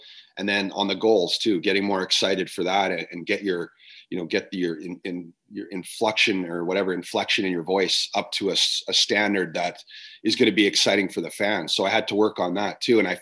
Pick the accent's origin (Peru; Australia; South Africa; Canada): Canada; I'm from Canada